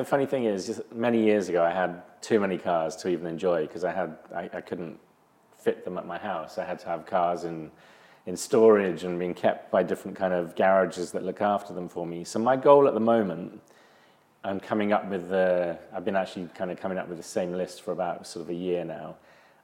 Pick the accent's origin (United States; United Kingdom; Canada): United Kingdom; England; growing up in England